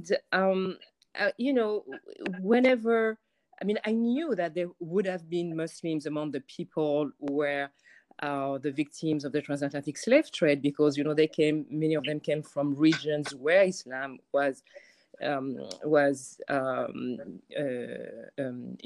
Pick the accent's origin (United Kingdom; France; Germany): France; moved away; I grew up in France. My father was from Senegal, and my mother is French